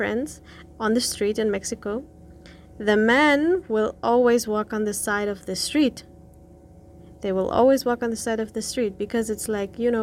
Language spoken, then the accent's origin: English; Berlin, Germany; moved away as an adult; I grew up in Berlin